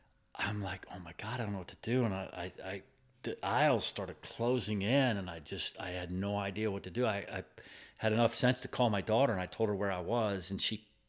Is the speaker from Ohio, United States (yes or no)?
yes; Ohio, United States; also born or lived in Michigan; That's what brought us to Pennsylvania. I'm from Ohio and Michigan, a bunch of other states.